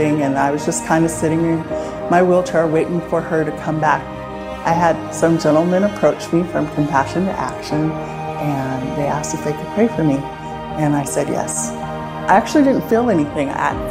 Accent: Salem, Oregon, United States; now in Corvallis, United States; I was born in Salem, Oregon

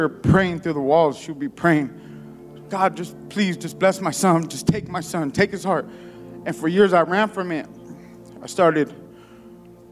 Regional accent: San Diego, California, United States; I grew up in a neighborhood. I'm from San Diego, and so the neighborhood I grew up in wasn't the best

